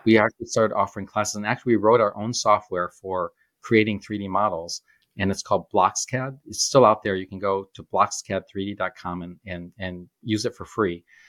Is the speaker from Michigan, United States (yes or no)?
yes; Shoreham, near Groves High School, Michigan, United States; I grew up on Shoreham